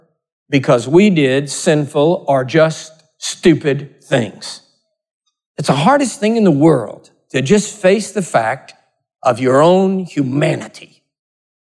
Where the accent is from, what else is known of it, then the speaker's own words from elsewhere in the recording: Texas, United States; I'm a Texan